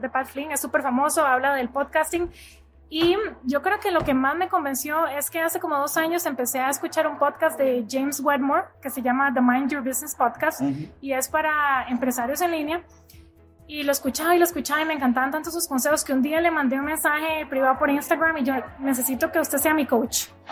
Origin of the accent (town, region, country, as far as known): Costa Rica; moved away as an adult; now in United States